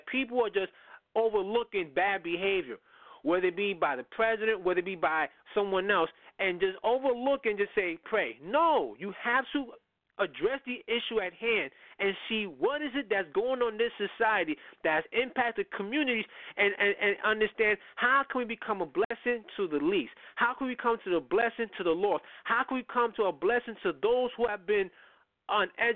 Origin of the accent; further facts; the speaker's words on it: New York City, New York, United States; I come up from the Bronx